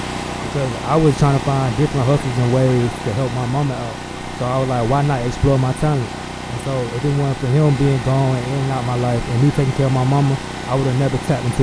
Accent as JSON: {"language": "English", "town": "Decatur", "region": "Georgia", "country": "United States", "said": "I'm from Decatur, Georgia, the east side to be exact"}